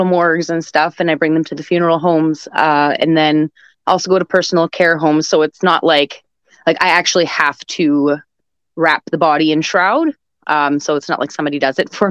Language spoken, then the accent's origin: English; Winnipeg, Manitoba, Canada; I'm from Winnipeg, Manitoba, and that's located in Canada